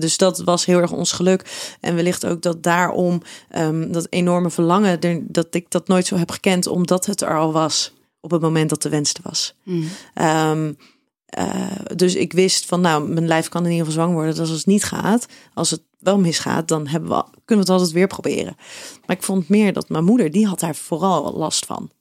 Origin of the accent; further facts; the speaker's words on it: Schiedam, South Holland, Netherlands; jij komt ook uit Schiedam, net als ik